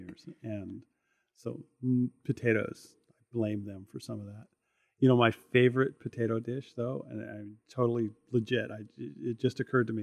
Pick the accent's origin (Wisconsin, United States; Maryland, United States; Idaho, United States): Idaho, United States; Northern; I grew up in Northern Idaho here.